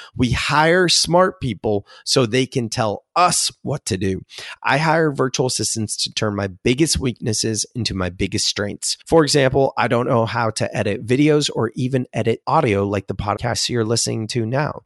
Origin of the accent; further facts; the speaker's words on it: Silicon Valley, California, United States; I'm from Silicon Valley.